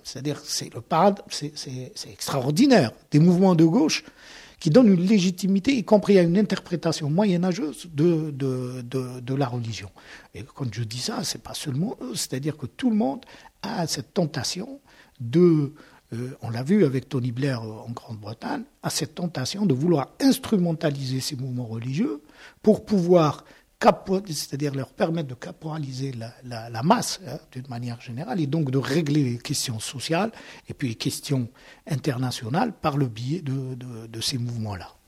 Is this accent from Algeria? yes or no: yes; Algeria; moved away as an adult; now in Toulouse, France; Je suis né en Algérie, j'ai grandi en Algérie, j'ai tout fait en Algérie